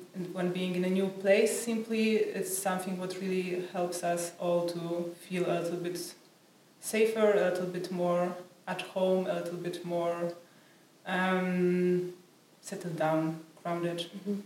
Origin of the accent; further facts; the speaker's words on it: Poland; moved away as an adult; I'm from Poland